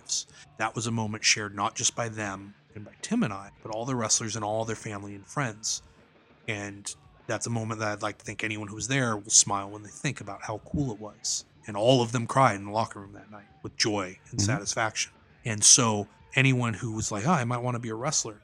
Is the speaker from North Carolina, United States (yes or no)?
no; Chico, California, United States; I was supposed to wrestle in Chico, my hometown, for the first time ever in front of my family